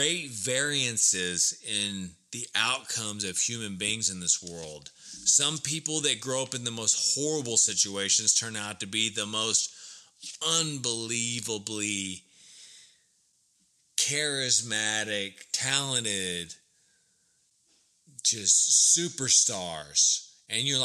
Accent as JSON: {"language": "English", "town": "Burleson", "region": "Texas", "country": "United States", "tie": "born or raised there", "moved": "yes"}